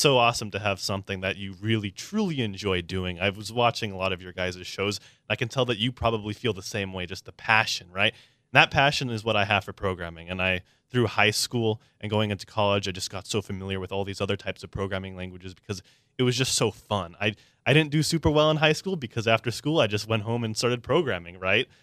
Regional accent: San Diego, California, United States; I'm a born and raised native, uh, to San Diego, very proud

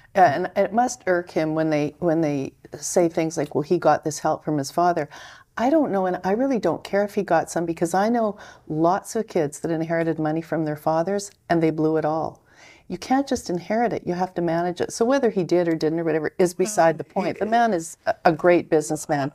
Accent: Canada; I'm a Canadian, so I'm observing this from, in Canada

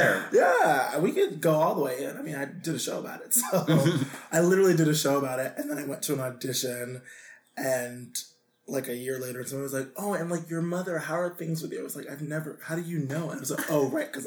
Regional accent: New York City, New York, United States; I grew up in Queens, East Elmhurst

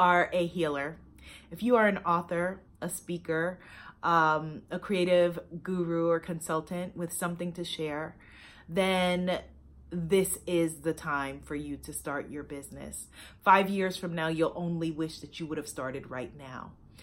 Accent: New York, United States; my hometown of New York

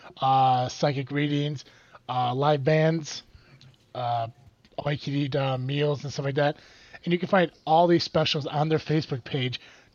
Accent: Pierrotown, Illinois, United States; opened up in my hometown. If you ever feel the need to wander through Pierrotown, Illinois

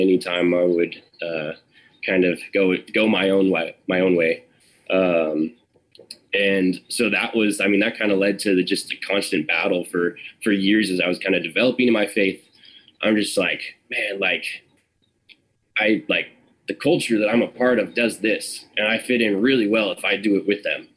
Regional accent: Sacramento, California, United States; also born or lived in Arnold, California; I grew up in Sacramento for the first ten years of my life

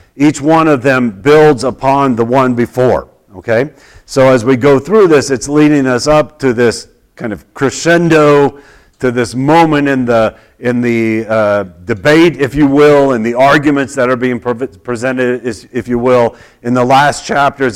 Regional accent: Oklahoma, United States; when I was growing up in Oklahoma

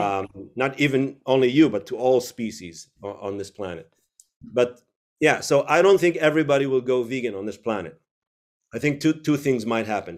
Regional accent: Israel; moved away; also born or lived in United States / Tel Aviv; I was born in the U S, but grew up in Israel.

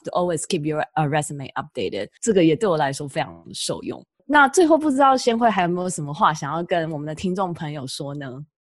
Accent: Taiwan; moved away as an adult; also born or lived in Boston; now in United States; 我自己也是来自台湾，我也是接受台湾的教育，从小长大

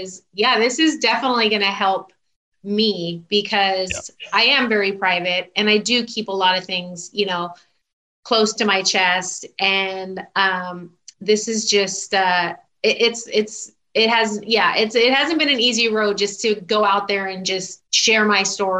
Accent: Southern California, United States; also born or lived in Houston, Texas; I still consider myself SoCal because we moved back out here when I was still really young before I even started kindergarten.

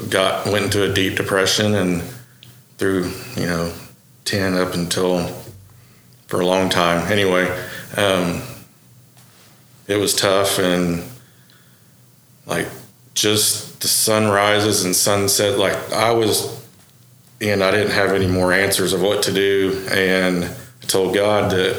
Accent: Okarche, Oklahoma, United States; I was born out in Okarchee, and I actually grew up in the city for a while, and then I moved back out to the farm in Okarchee when I was in sixth grade with my dad, and went to Okarchee schools and grew up there

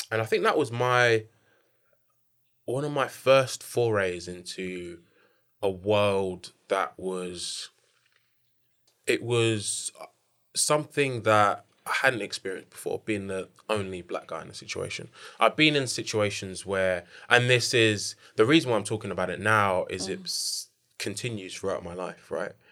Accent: Nigeria; I'm Nigerian.

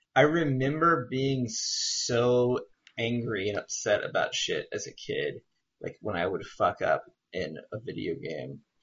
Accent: Southwest, United States; I grew up in the Southwest, which is true

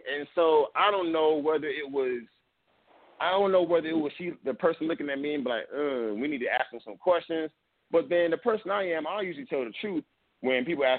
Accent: Atlanta, Georgia, United States; So, like I said, I'm from Atlanta. You know what I mean? Like, let's not forget that.

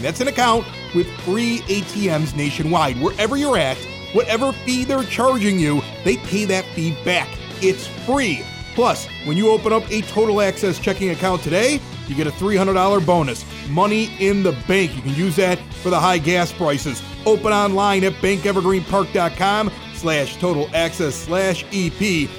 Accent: Chicago, Illinois, United States; also born or lived in West Coast / East Coast; I've lived here in, in Chicago, I grew up on the South Side

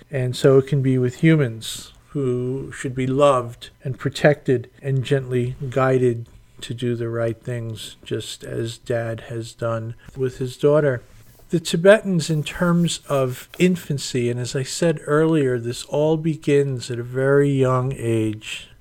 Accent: United States

